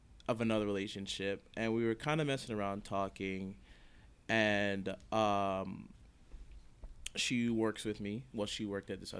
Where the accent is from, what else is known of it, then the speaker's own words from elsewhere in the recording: Jamaica; I'm Jamaican, and her family.